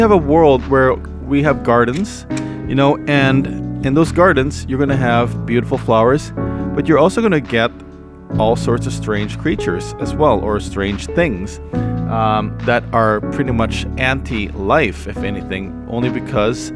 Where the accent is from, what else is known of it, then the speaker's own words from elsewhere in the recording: Canada; I was born in Canada, so I I don't understand Tagalog that much